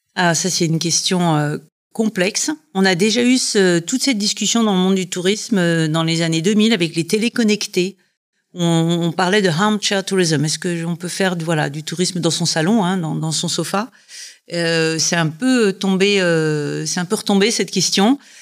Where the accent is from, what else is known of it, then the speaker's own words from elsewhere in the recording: Dijon, Bourgogne-Franche-Comté, France; moved away as an adult; also born or lived in United Kingdom / Scotland / Savoie; now in Dijon, France; Je suis originaire de Dijon, donc c'est un retour aux sources